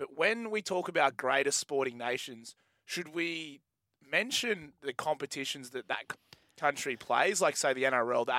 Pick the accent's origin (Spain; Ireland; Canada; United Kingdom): Ireland; And I'm still Irish.